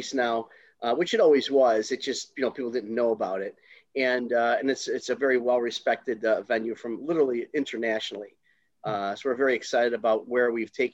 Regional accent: Chicago, Illinois, United States; now in St. Charles, United States; I am originally from Taylor Street in Chicago.

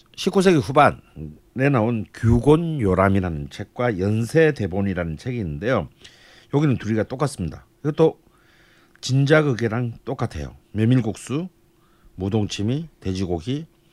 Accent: Busan, South Korea; now in Seoul, South Korea; 부산에는 그런 문화가 없었어요

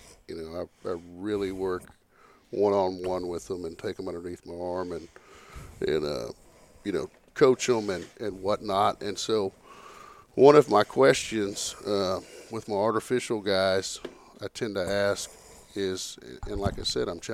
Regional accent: Northeast Texas, United States; I grew up in Northeast Texas

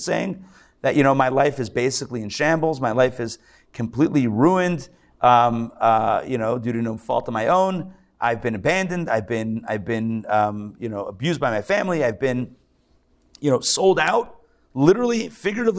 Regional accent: Pittsburgh, Pennsylvania, United States; now in Atlanta, United States; I grew up in Pittsburgh

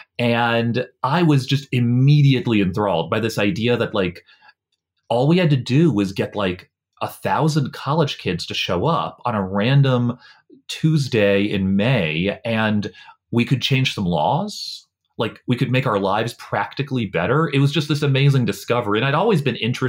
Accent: Norfolk, Virginia, United States; now in Washington, D.C., United States; I grew up in a house in Norfolk

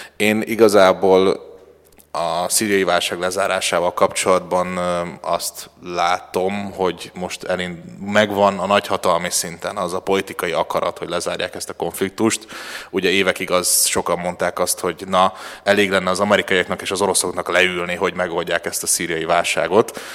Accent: Hungary; a magyar útlevelem tanulsága szerint magyar vagyok

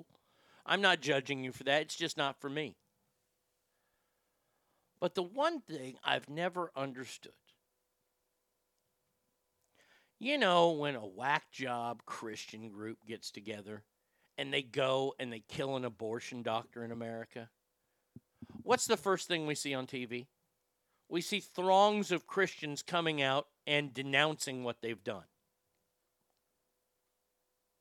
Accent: Garland, Texas, United States; here in Texas, my hometown of Garland

